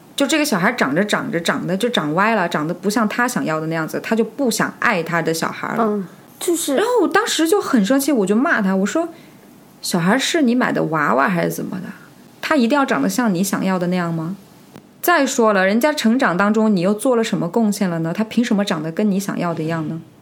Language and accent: Chinese; China; 很多我们中国人为什么活得那么累？